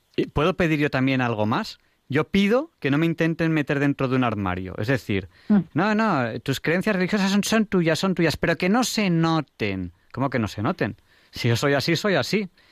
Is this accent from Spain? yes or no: yes; Catalonia, Spain; now in Madrid, Spain; como catalán